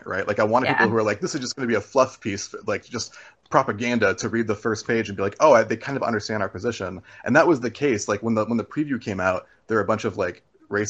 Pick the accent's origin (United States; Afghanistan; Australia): United States; Arizona; growing up in Arizona